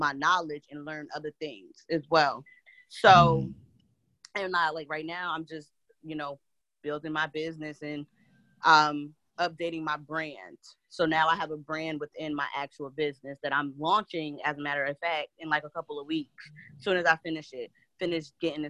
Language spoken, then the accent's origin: English; New Jersey, United States; I grew up in New Jersey, two-parent household